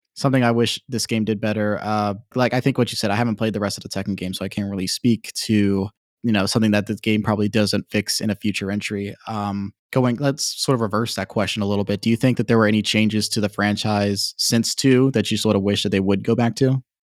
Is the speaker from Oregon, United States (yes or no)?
no; Virginia, United States; now in Georgia, United States; I'm a Southern boy. Uh, I grew up in Virginia. I'm living in Georgia now